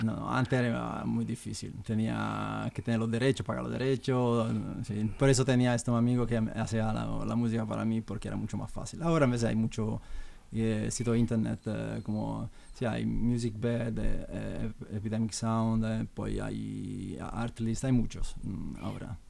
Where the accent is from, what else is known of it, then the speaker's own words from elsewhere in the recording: Italy; Spanish is a second language; now in Madrid, Spain; yo soy italiano